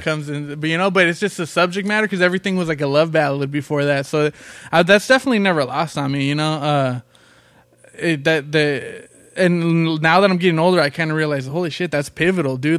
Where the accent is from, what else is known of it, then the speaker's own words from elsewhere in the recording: Long Beach, California, United States; also born or lived in Compton, California; we grew up in Long Beach and Compton